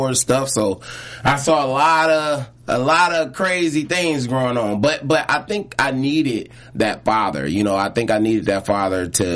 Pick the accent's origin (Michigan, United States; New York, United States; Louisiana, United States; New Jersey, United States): Michigan, United States; Detroit; now in Los Angeles, United States; she sent me back to my dad when I was six to Detroit